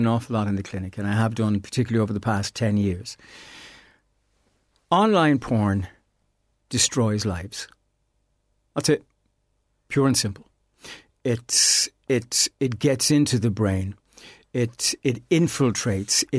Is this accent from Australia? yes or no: no; Ireland; as Irish people